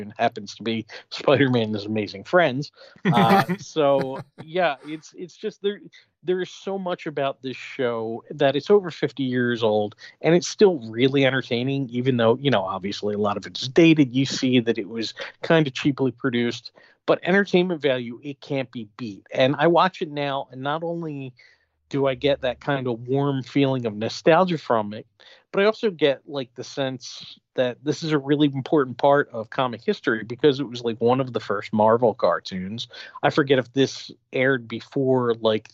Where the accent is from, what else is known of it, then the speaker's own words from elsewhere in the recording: Philadelphia, Pennsylvania, United States; I grew up in Philadelphia